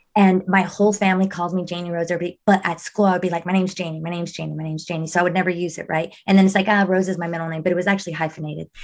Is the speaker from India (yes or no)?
no; Monterrey, Nuevo León, Mexico; I was born in Monterrey. I was born in Mexico